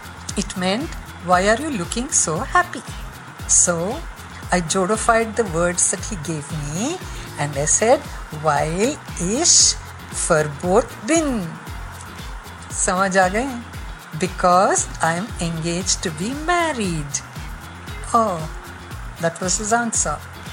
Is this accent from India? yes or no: yes; India; accent: Indian; Today I'm going to speak a little German in a very Indian accent.